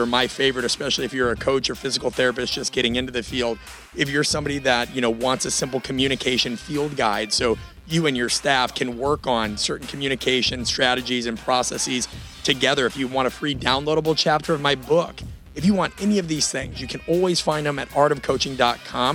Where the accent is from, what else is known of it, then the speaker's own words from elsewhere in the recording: Omaha, Nebraska, United States; I'm from Omaha, Nebraska.